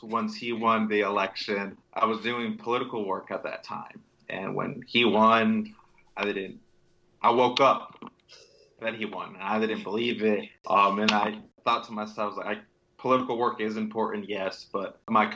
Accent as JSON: {"language": "English", "region": "Northern Virginia", "country": "United States", "tie": "born or raised there", "said": "I grew up in Northern Virginia"}